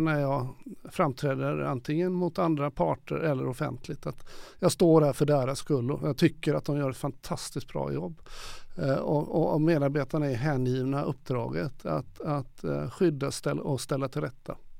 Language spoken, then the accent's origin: Swedish; Gothenburg, Västra Götaland, Sweden; när jag var ung i Göteborg på 60-70-talet